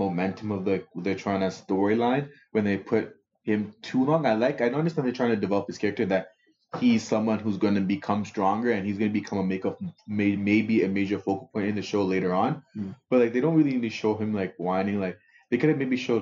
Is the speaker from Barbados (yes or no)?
no; Toronto, Ontario, Canada; I'm from Scarborough